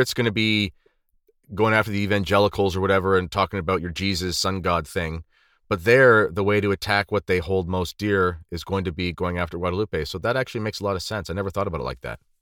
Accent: Canada; When I was growing up in Canada

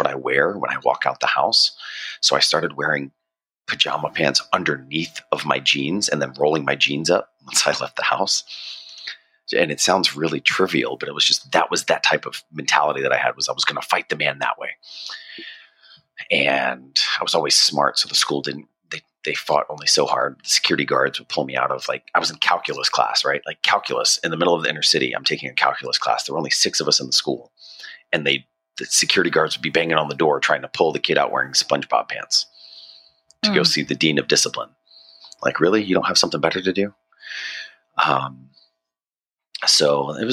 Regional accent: Norfolk, Virginia, United States; moved away as an adult; also born or lived in Richmond, Virginia; I'm actually from Virginia. I was born in Richmond, so a little bit away from where you're at now. And I moved to Norfolk right after 9/11

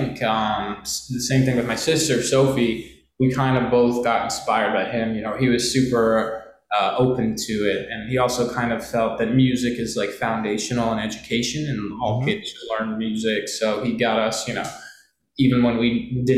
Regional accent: New York City, New York, United States; also born or lived in Brooklyn; a native New Yorker

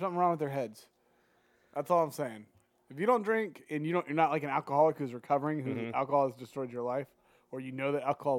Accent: United States; I love being American.

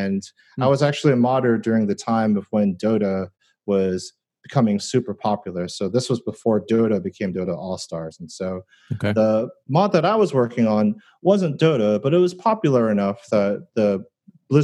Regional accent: New Jersey, United States; moved away; also born or lived in New York; I grew up in New Jersey and went to school in New York.

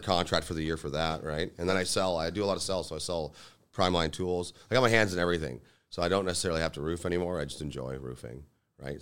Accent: Lincoln, Ontario, Canada; I grew up in Lincoln, you know, a hometown

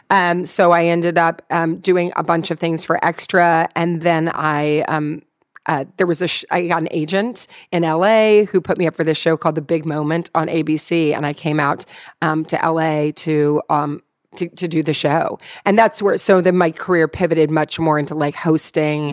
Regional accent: Louisville, Kentucky, United States; I'm from Louisville, Kentucky.

